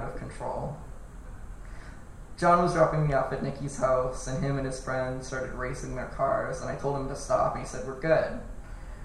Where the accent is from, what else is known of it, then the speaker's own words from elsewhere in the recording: California, United States; the end of the street I grew up on in California